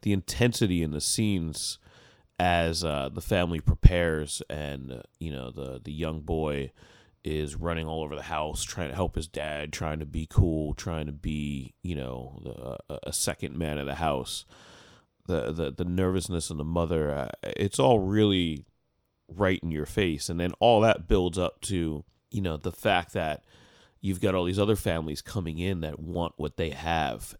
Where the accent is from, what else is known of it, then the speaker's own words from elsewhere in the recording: United States; as an American listener